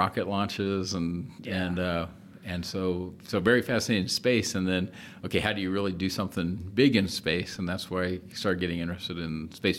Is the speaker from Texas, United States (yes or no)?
no; Florida, United States; Growing up in Florida, of course, went to as many launches as I could, and really, really liked the space program.